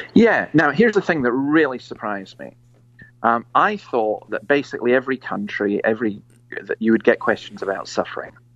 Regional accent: Scotland, United Kingdom; moved away as an adult; now in Australia; I'm basically a Scottish Presbyterian minister

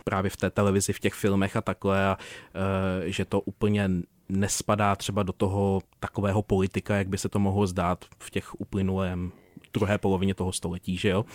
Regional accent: Prague, Czechia; moved away as an adult; also born or lived in Krkonoše; pocházím z jižního města

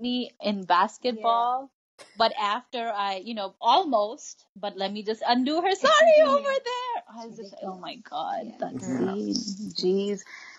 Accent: India; now in Canada; we grew up in a context where these movies were everywhere.

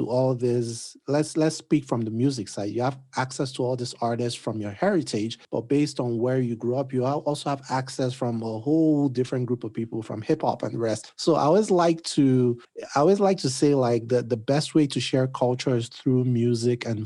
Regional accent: Nigeria; I'm Nigerian

